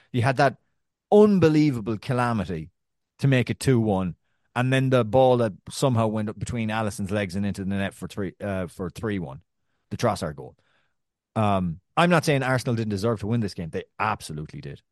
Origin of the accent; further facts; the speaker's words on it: Ireland; also born or lived in New York; now in Brooklyn, United States; I'm Irish